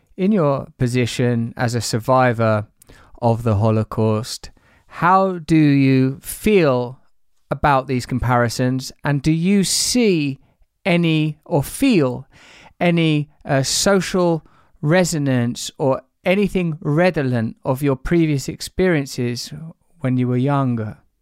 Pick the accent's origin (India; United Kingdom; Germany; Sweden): United Kingdom; I'm British.